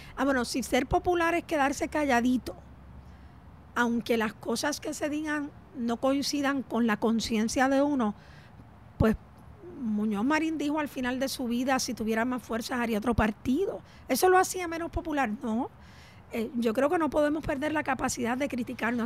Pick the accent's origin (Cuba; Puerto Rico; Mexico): Puerto Rico